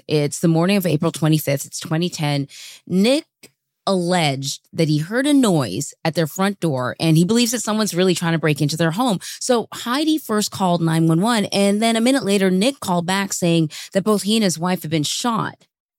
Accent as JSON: {"language": "English", "country": "Canada", "said": "I said, I kind of understand because I'm Canadian and Canadians have this reputation of being quite nice."}